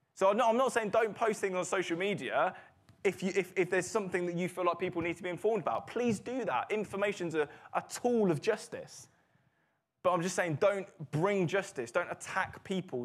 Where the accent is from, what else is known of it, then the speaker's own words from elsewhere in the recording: United Kingdom; we're British